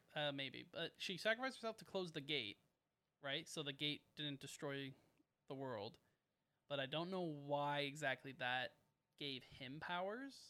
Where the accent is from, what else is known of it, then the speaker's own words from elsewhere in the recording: Canada; we're Canadian